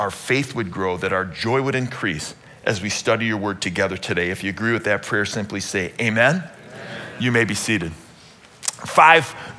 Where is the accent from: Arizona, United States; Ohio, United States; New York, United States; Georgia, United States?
Ohio, United States; Cleveland; born or raised there